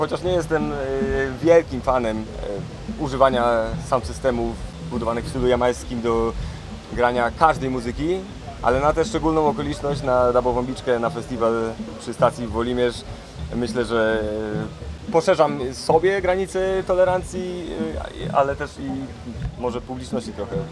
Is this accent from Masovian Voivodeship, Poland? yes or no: no; Bogatynia, Lower Silesian Voivodeship, Poland; also born or lived in Zgorzelec; Jestem urodzonym z Gorzelczaninem, wychowanym w Bogatyni